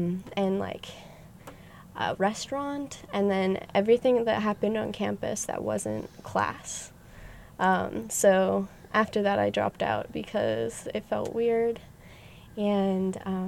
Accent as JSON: {"language": "English", "region": "Pennsylvania", "country": "United States", "tie": "born or raised there", "also_born_or_lived": "Olympia, Washington", "moved": "as an adult", "said": "I was born in Pennsylvania, and I lived there for 18 years. And then when I graduated high school, I went to college at the Evergreen State College in Olympia, Washington."}